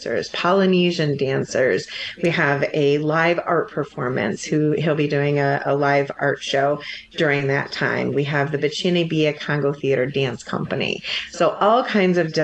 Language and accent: English; Livingston County, Michigan, United States; I have a very specific experience growing up in Livingston County